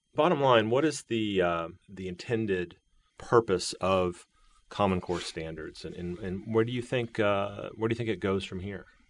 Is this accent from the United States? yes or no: yes; Virginia, United States; also born or lived in Texas; my home state of Virginia or my actual birth home state of Texas